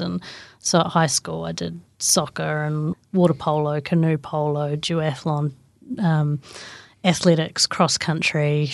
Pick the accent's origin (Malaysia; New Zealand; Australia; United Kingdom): New Zealand; Great Barrier Island, Auckland; I grew up on Great Barrier Island